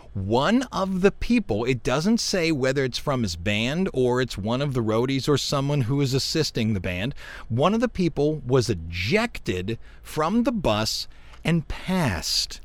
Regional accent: United States; also born or lived in Louisiana; We're from America

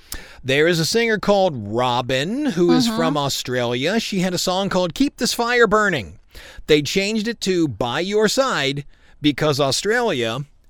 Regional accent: Cleveland, Ohio, United States; growing up in Cleveland.

